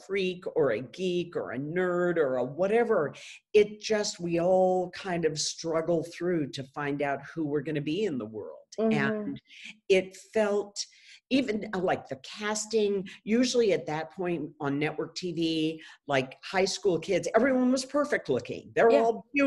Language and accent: English; United States; moved away; also born or lived in Japan; I'm an American